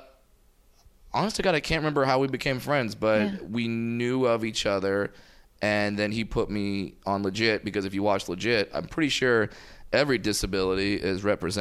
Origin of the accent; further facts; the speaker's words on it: Fullerton, California, United States; I'm from Orange County